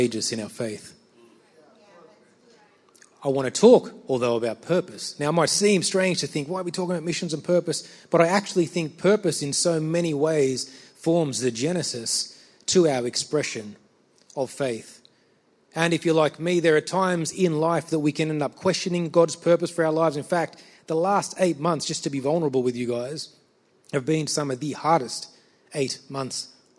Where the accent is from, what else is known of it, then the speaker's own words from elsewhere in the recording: Sydney, New South Wales, Australia; I'm from Sydney